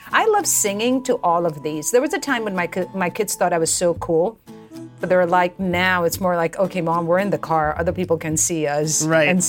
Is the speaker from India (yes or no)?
yes; India; growing up, we always put up a, a you know, we didn't have this concept of Christmas tree growing up in India.